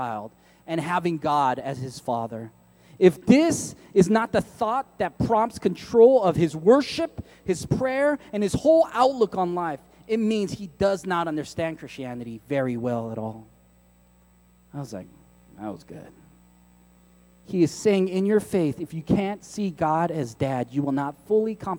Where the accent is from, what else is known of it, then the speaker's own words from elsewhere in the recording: San Francisco, California, United States; I grew up in San Francisco